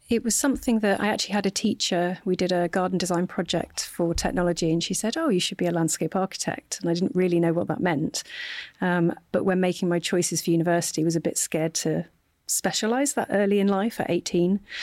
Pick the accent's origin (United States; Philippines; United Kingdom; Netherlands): United Kingdom; Hull, Yorkshire and the Humber; also born or lived in Sheffield; my hometown of Hull